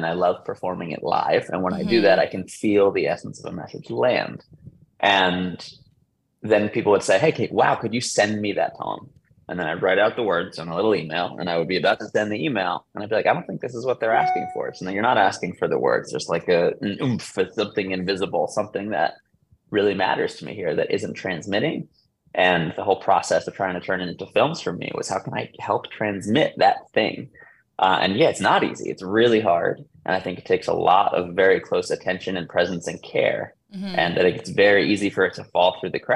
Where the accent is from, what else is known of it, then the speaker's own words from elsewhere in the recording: New York, United States; moved away as an adult; also born or lived in Brooklyn, New York; now in Los Angeles, United States; I am from the Upper West Side of New York and lived in Brooklyn most of my life, living in LA right now